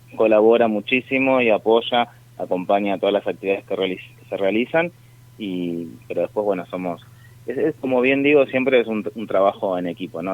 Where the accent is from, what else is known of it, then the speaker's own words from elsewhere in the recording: San Fernando, Buenos Aires Province, Argentina; El 90% somos todos de San Fernando